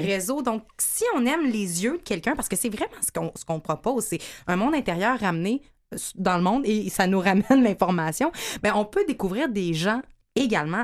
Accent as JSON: {"language": "French", "town": "Montreal", "region": "Quebec", "country": "Canada", "said": "chez nous à Montréal"}